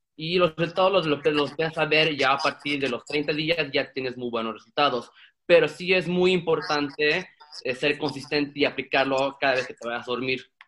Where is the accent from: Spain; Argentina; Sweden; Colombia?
Sweden; moved away as an adult; now in Mexico; yo soy mexicano sueco y crecí en Suecia